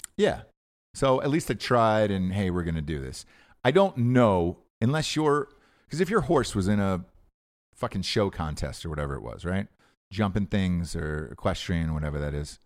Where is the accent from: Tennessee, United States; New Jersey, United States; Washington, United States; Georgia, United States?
Georgia, United States; Atlanta; I'm from Atlanta